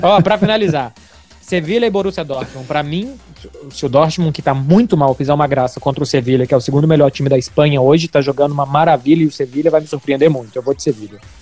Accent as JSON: {"language": "Portuguese", "country": "Brazil"}